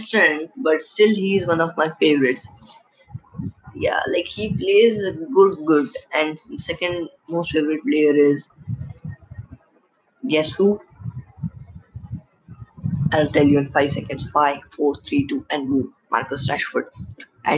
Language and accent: English; India; I'm from India